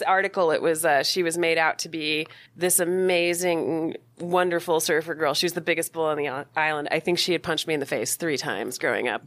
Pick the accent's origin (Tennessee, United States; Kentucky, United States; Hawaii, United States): Hawaii, United States; Maui; moved away; growing up on Maui